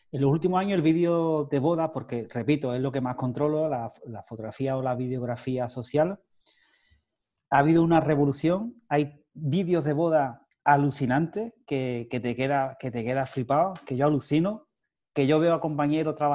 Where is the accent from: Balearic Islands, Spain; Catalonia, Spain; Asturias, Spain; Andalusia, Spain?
Andalusia, Spain; Cádiz; nosotros somos de Cádiz